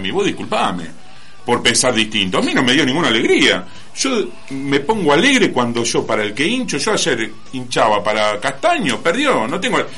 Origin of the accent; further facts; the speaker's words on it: Argentina; yo soy argentino